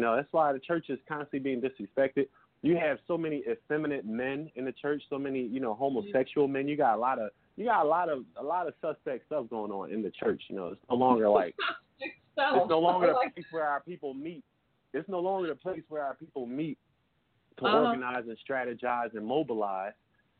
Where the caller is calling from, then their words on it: Philadelphia, Pennsylvania, United States; I'm calling from Philly, Pennsylvania.